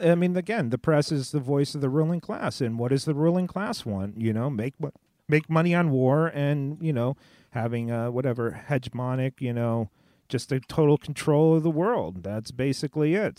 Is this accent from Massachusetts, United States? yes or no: no; Southern California, United States; I grew up in Southern California